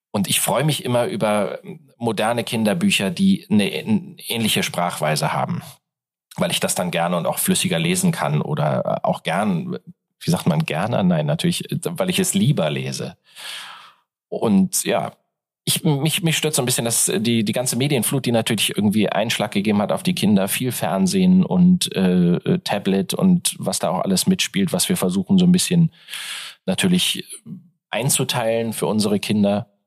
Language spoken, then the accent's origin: German; Hamburg, Germany; born there; Ich in Hamburg geboren, dann in Hannover studiert